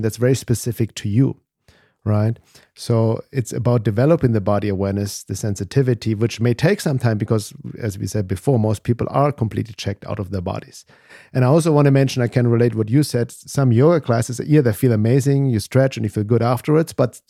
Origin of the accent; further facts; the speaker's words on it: Germany; English is a second language; moved away as an adult; also born or lived in Los Angeles; obviously I'm from Germany. I came to the US in 1994 to Los Angeles to study drums and percussion. So I was kind of lost there as a little German kid there in his early 20s